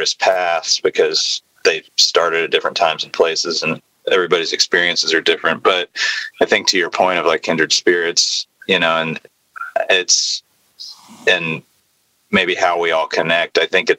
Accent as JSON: {"language": "English", "town": "Nashville", "region": "Tennessee", "country": "United States", "tie": "born or raised there", "said": "That was a big thing, I think, for all of us growing up in Nashville"}